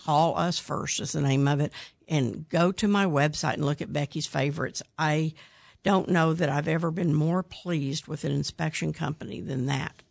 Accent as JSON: {"language": "English", "town": "Midwest City", "region": "Oklahoma", "country": "United States", "tie": "born or raised there", "said": "I grew up in Midwest City"}